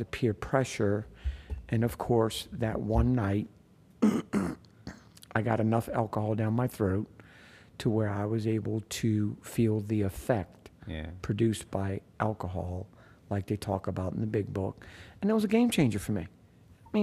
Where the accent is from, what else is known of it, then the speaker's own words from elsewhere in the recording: New Orleans, Louisiana, United States; I grew up down in New Orleans in the city